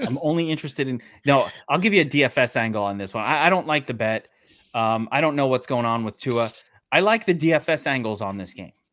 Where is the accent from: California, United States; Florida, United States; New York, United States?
New York, United States; New York City; I'm from Mill Basin.